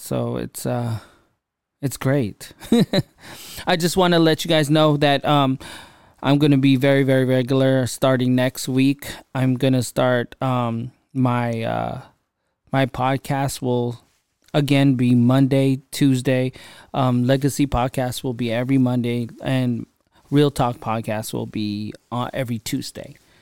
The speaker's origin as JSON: {"language": "English", "region": "California", "country": "United States", "said": "I'm from California"}